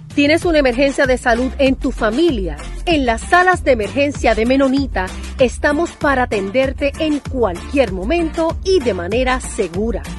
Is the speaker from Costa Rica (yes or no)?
no; Guaynabo, Puerto Rico; mi pueblo de Guaynabo